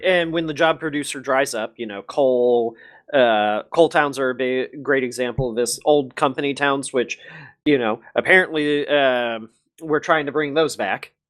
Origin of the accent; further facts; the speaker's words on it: United States; I'm American